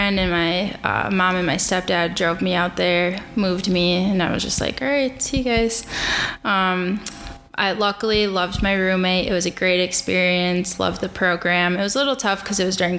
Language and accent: English; Port Washington, Wisconsin, United States; also born or lived in La Crosse, Wisconsin; now in Milwaukee, United States; I'm from Port Washington, Wisconsin. Grew up, went to high school there.